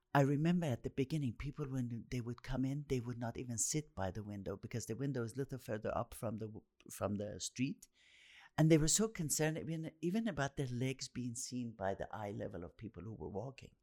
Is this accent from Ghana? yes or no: no; Tehran, Tehran Province, Iran; growing up in Tehran, the center of the action was that whole area